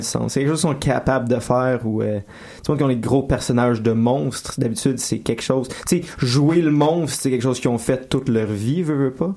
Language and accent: French; Laval, Quebec, Canada; je dis toujours que je viens de Montréal, ce qui est pas vrai non plus parce que je viens de Laval